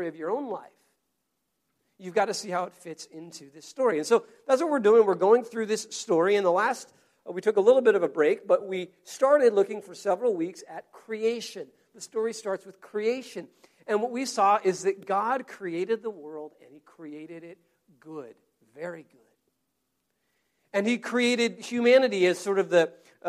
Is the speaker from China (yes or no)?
no; United States; an American citizen